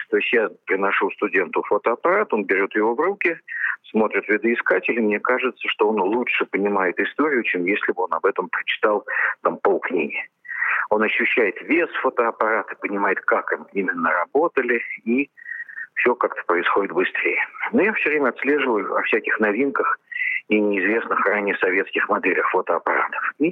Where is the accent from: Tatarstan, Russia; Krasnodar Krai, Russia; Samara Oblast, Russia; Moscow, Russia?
Moscow, Russia; Я обратился в Политехнический музей как обычный, простой москвич.